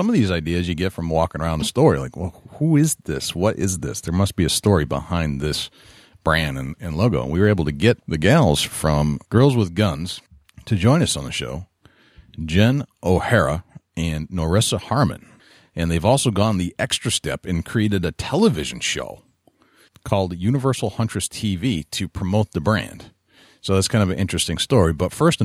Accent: East Coast, United States; I'm from the East Coast

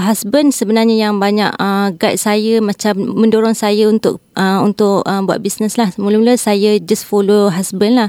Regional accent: Batang Kali, Selangor, Malaysia; saya daripada Batang Kali

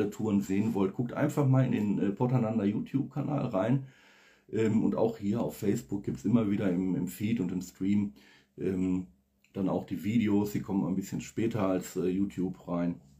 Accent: Oberhausen, North Rhine-Westphalia, Germany; born there; now in Essen, Germany; Das Ruhrgebiet, wie gesagt, Gasometer, Oberhausen, das Wahrzeichen ähm, meiner Geburtsstadt. Ja, ich bin dort geboren worden und ähm, komme immer wieder gerne da zurück.

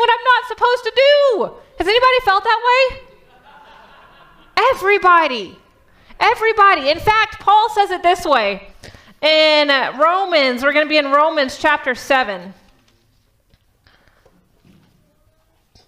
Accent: Texas, United States; now in Michigan, United States; I'm from Texas

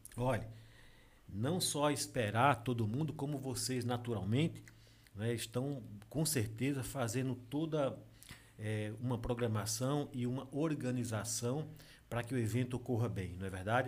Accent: Água Branca, Alagoas, Brazil; moved away; also born or lived in São Paulo; Eu sou de Água Branca, eu sou da Serra da Jurema

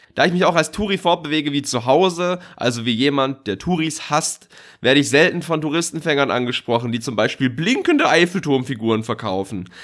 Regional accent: Swabia, Germany; now in Munich, Germany; ich bin Schwabe

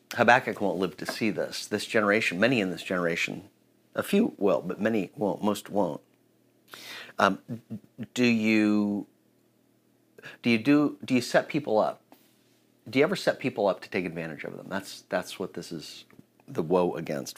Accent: United States

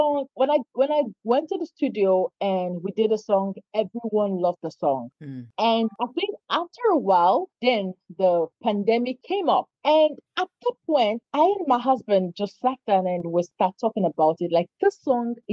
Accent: Nigeria; now in India; I'm a Nigerian. I'm based in India

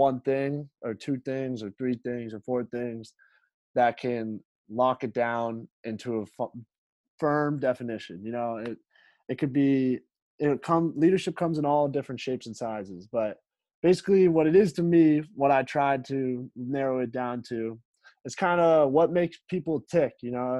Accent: Framingham, Massachusetts, United States; also born or lived in Wayland, Massachusetts; I'm from Framingham, Massachusetts, but went to Wayland High School.

